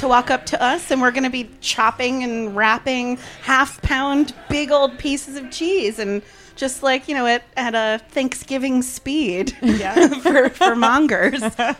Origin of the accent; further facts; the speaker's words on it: New Jersey, United States; moved away as an adult; also born or lived in Los Angeles; I decided to move back home to where I grew up in New Jersey a couple years ago